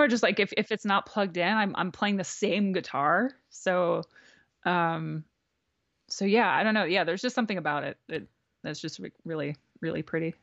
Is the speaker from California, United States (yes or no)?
no; New Jersey, United States; moved away as an adult; also born or lived in Brooklyn / Philadelphia; now in Los Angeles, United States; growing up in New Jersey